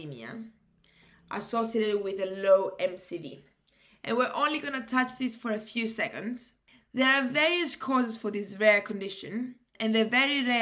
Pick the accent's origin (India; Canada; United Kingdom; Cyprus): Cyprus; moved away; Cyprus, like my home country